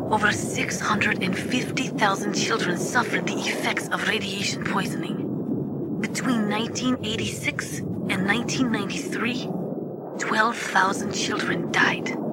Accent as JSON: {"language": "English", "town": "Pripyat", "region": "Kyiv Oblast", "country": "Ukraine", "tie": "born or raised there", "said": "I was born and raised in Pripyat, Ukraine. I was 10 years old on that day, April 26, 1986."}